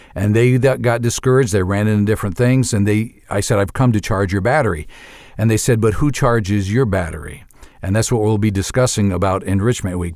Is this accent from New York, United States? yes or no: yes; New York, United States; moved away as an adult; also born or lived in Ivory Coast / Uganda; I'm from New York originally